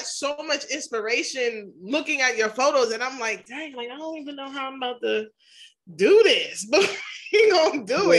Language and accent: English; New York, United States; I'm from New York. It's okay. We got accents over here.